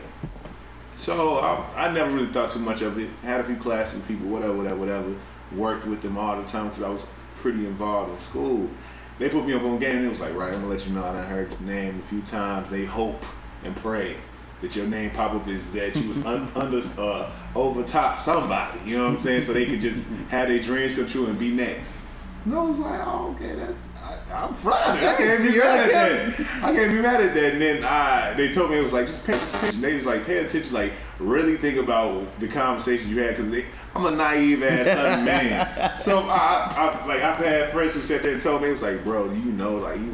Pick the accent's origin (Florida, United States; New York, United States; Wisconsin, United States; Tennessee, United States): Tennessee, United States; born or raised there; moved away as an adult; also born or lived in Atlanta, Georgia; now in Chicago, United States